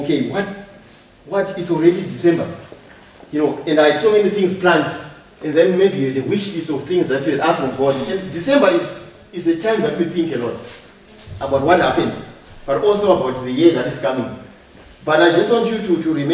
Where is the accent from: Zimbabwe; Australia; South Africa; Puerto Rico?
Zimbabwe; moved away; also born or lived in Harare / Mavuku; I come from Zimbabwe, from Harare